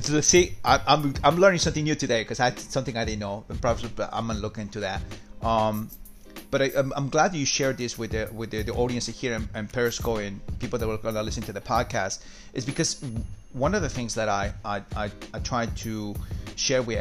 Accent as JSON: {"language": "English", "country": "Peru", "said": "So I'm from South America myself. I'm from Peru"}